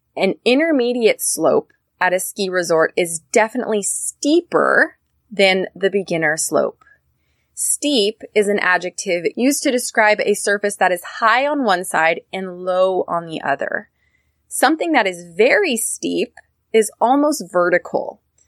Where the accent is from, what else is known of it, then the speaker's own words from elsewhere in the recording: Northern California, United States; I'm from Northern California.